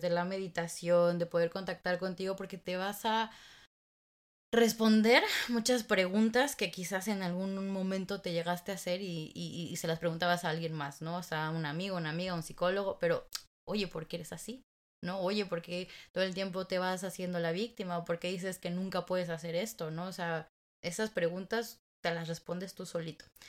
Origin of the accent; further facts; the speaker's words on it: Mexico; somos latinas, mexicanas